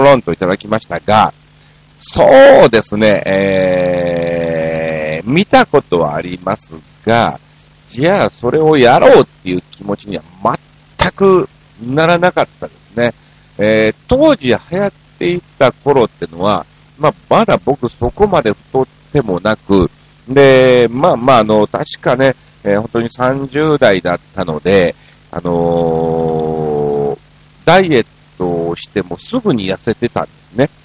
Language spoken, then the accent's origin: Japanese; Osaka, Japan; moved away as an adult; now in Tokyo, Japan; 大阪出身っていうのはご存